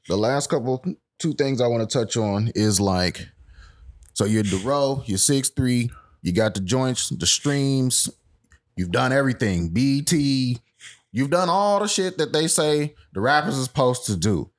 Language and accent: English; Fort Worth, Texas, United States; I'm not from Dallas at all. I'm Fort Worth till